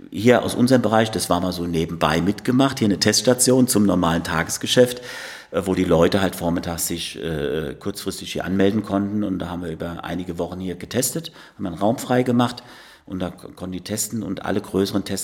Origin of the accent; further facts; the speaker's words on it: Marienthal, Germany; Als, als, Kind zu Hause in Marienthal, wo ich aufgewachsen bin, habe ich auf Heimorgel angefangen.